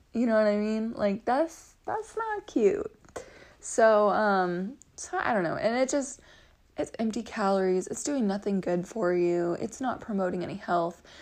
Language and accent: English; Texas, United States; moved away; I grew up in Texas